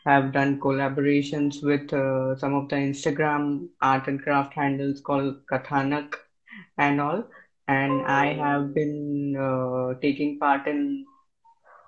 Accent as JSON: {"language": "English", "town": "Gandhinagar", "region": "Gujarat", "country": "India", "said": "Gujarat, from Gujarat, Gandhinagar"}